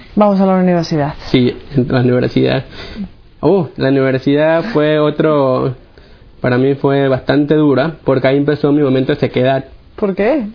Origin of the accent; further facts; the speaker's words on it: Guayaquil, Guayas, Ecuador; yo soy de Guayaquil, Guayaquil, Ecuador